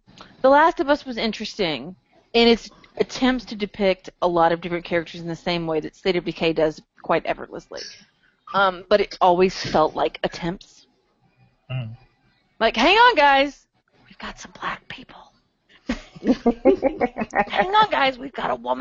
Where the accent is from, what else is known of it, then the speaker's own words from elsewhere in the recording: Arkansas, United States; I grew up in Arkansas